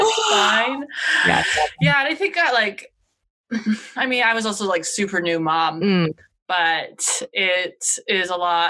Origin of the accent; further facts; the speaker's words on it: Canada; I know I'm Canadian